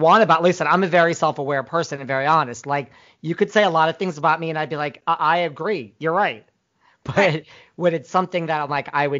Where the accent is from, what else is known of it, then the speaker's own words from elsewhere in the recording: New York City, New York, United States; Well, I'm from New York City